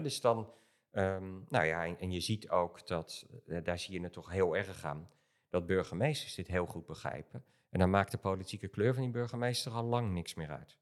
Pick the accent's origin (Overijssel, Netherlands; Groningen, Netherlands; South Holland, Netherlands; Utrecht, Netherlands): South Holland, Netherlands; Rotterdam; ik kom zelf uit Rotterdam